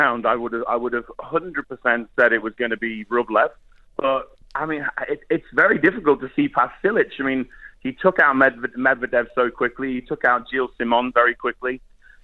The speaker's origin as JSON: {"language": "English", "country": "United Kingdom", "said": "I'm a Brit."}